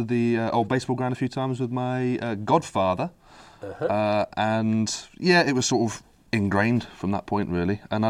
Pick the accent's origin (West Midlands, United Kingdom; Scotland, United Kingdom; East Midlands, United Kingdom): East Midlands, United Kingdom; Derby; I'm from Derby.